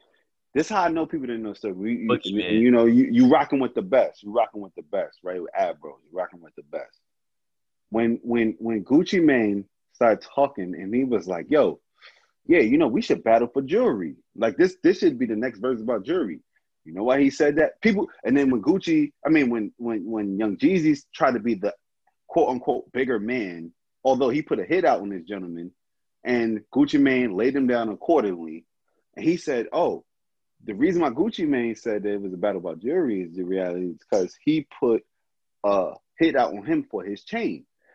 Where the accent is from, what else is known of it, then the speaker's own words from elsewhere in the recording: Atlanta, Georgia, United States; I grew up on the East Side in Atlanta.